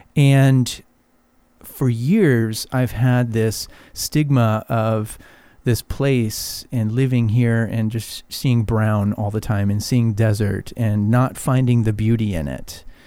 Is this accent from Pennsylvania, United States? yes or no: no; Arizona, United States; now in Palm Springs, United States; I grew up in Arizona